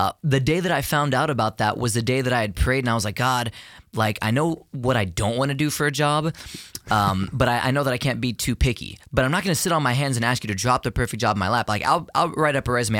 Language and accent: English; Houston, Texas, United States; born or raised there